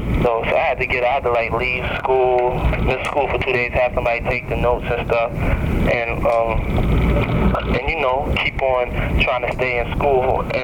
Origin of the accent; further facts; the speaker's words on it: New York City, New York, United States; also born or lived in Mount Vernon, New York; I grew up in Harlem, then I moved to Mount Vernon.